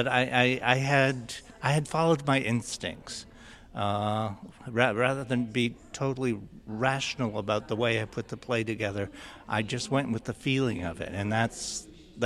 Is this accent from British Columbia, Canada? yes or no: no; Six Nations, Ontario, Canada; I felt like I'd been very sheltered from history by my family and growing up on Six Nations